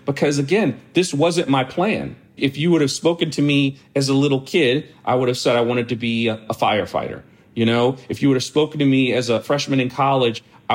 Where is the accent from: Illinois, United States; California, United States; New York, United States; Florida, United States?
New York, United States; born or raised there